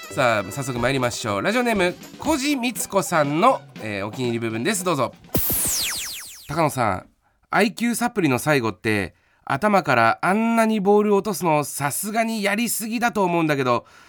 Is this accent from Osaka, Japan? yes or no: no; Chiba, Japan; 千葉出身の俺